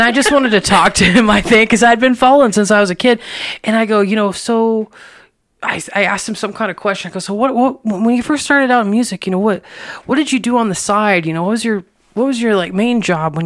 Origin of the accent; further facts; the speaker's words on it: Indiana, United States; also born or lived in Memphis, Tennessee; now in Lubbock, United States; I'm from Indiana, so I'm not from here either